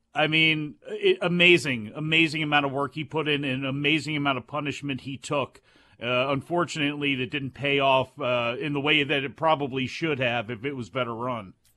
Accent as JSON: {"language": "English", "region": "East Coast", "country": "United States", "said": "being from the East Coast"}